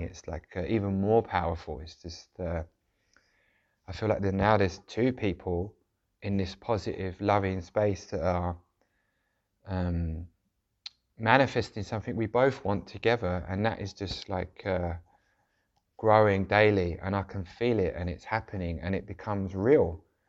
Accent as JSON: {"language": "English", "region": "London", "country": "United Kingdom", "tie": "born or raised there", "said": "where I grew up in South London, which was, uh, quite a rough area"}